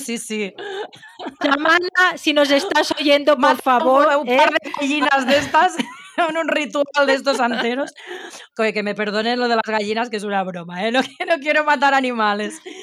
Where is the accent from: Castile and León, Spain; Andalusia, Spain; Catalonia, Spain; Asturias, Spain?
Catalonia, Spain; Barcelona; las dos somos catalanas de aquí Barcelona